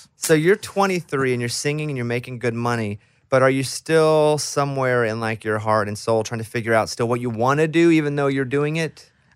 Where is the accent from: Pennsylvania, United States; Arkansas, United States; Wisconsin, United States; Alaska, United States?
Arkansas, United States; I'm from Arkansas. And where I grew up, there was a lot of country music.